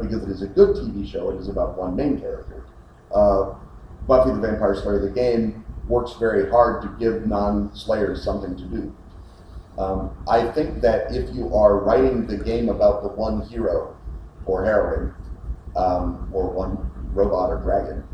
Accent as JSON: {"language": "English", "country": "United States", "said": "as an American"}